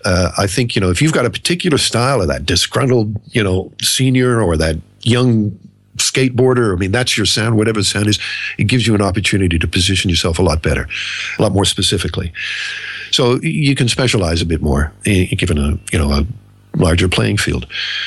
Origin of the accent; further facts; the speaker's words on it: Australia; Now, Andrew, you and I grew up in Australia here